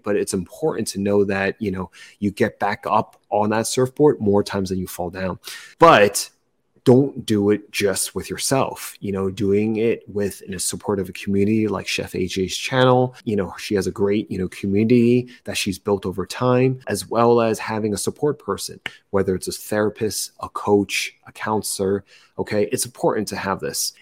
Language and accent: English; New Jersey, United States; moved away; I'm originally from New Jersey. I'm a first generation immigrant child.